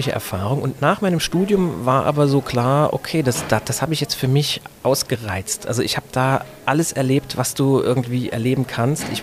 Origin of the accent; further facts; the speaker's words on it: Saarbrücken, Saarland, Germany; ich komme aus Saarbrücken, bin da aufgewachsen, habe das sehr, sehr genossen, im Saarland groß zu werden, denn das ist ein fantastisches Umfeld, um aufzuwachsen.